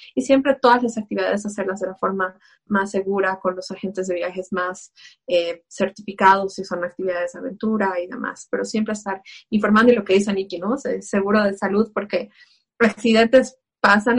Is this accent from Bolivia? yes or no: yes; Bolivia